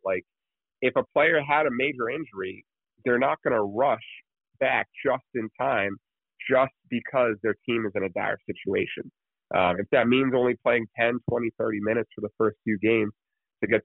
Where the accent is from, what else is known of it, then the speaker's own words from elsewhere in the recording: New Jersey, United States; I'm from New Jersey